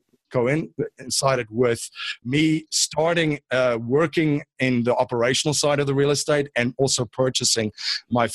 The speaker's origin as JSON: {"language": "English", "town": "Stellenbosch", "region": "Western Cape", "country": "South Africa", "tie": "born or raised there", "moved": "as an adult", "lives_now": "United States", "said": "I'm actually originally from South Africa. I grew up in a town called Stellenbosch, about 45 minutes outside of Cape Town"}